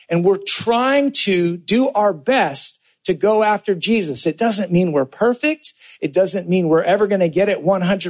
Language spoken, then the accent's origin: English; California, United States; I grew up in California